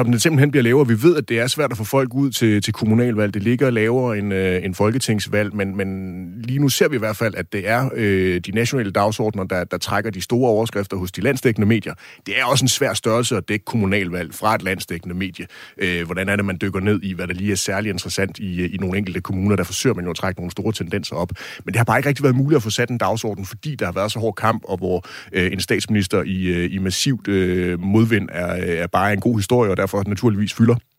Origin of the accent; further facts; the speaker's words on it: Kolding, Southern Denmark, Denmark; jeg er selv fra Kolding